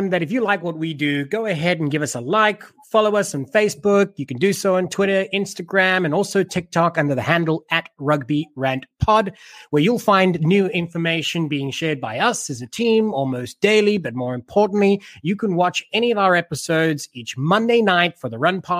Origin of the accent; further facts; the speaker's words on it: South Africa; me being South African